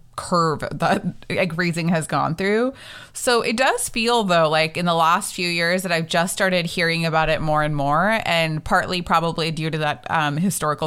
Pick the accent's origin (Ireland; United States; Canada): United States; as Indian American women